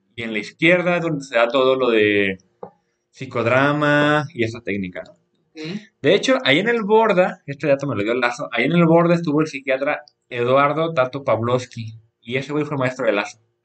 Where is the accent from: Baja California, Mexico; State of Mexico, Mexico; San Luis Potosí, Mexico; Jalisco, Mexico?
Jalisco, Mexico; soy de Jalisco